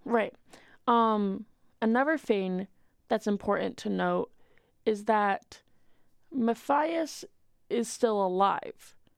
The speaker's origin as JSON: {"language": "English", "region": "Washington", "country": "United States", "said": "I'm from Washington."}